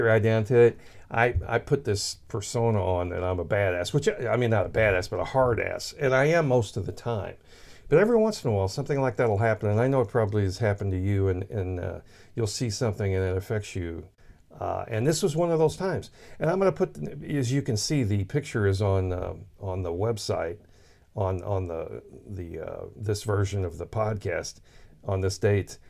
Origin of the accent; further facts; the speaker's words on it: Sullivan, Missouri, United States; It was a church in Sullivan, Missouri, which is just a few miles past us. It's actually my hometown